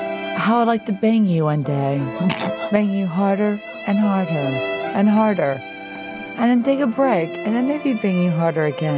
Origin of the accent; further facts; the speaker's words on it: Florida, United States; I'm from Florida, y'all.